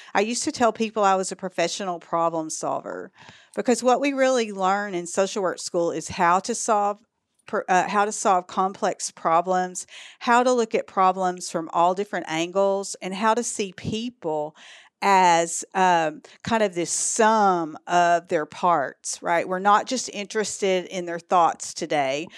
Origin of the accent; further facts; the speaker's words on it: East Texas, United States; accent: Texas; moved away as an adult; also born or lived in Dallas, Texas; now in Arkansas, United States; Born and raised in East Texas, and I moved here from Dallas